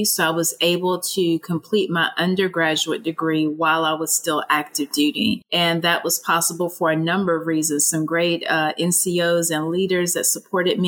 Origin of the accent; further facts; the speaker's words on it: Augusta, Georgia, United States; moved away as an adult; I grew up in the South in Augusta, Georgia